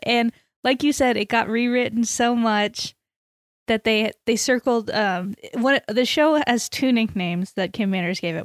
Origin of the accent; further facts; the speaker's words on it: Texas, United States; we're from Texas